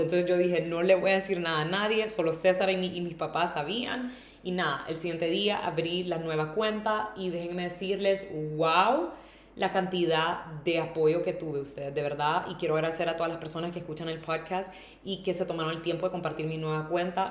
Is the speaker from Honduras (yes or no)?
yes; Honduras; moved away as an adult; also born or lived in Tegucigalpa; now in Madrid, Spain; irme de Honduras